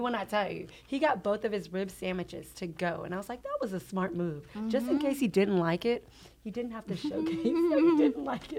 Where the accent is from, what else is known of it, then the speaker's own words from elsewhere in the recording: League City, Texas, United States; I am from here.